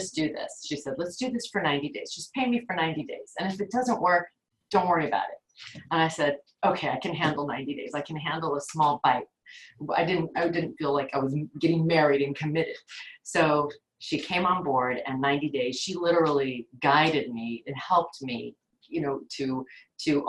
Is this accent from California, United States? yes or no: yes; Los Angeles, California, United States; I grew up here in the San Fernando Valley, which is in the northern part of Los Angeles